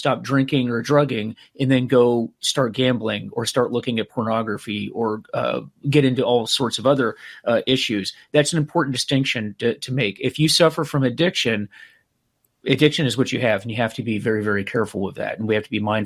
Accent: Clearwater, Florida, United States; Clearwater, Florida, which is where I grew up

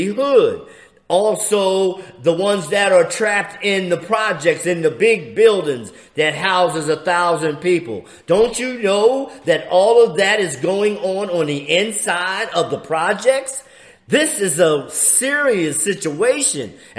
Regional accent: Philadelphia, Pennsylvania, United States; I'm from Philly

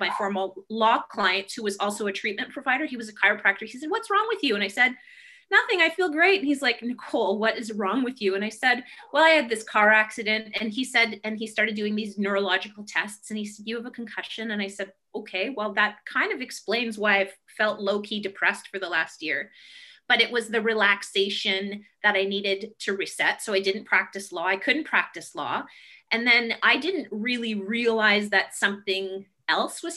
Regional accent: Canada; I grew up, I'm Indigenous Canadian, so I'm Ojibwe, and I grew up in my traditional territory

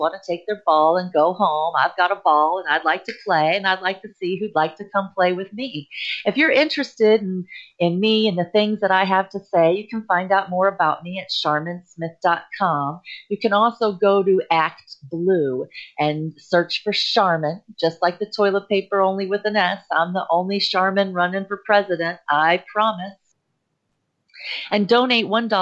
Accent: United States; being an American

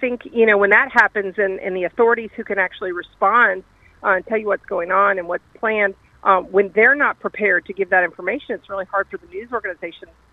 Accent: Florida, United States; growing up in Florida

